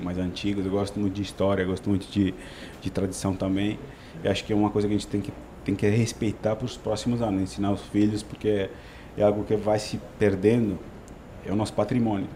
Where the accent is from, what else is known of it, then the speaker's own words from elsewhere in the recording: Italy; Portuguese is a second language; moved away as an adult; now in Brazil; Eu sou italiano, é um país lindo